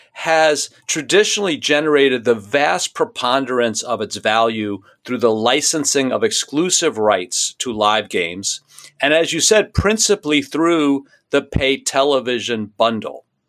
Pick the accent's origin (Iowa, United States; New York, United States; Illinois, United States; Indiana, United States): New York, United States; New York City; When I was a kid growing up in New York City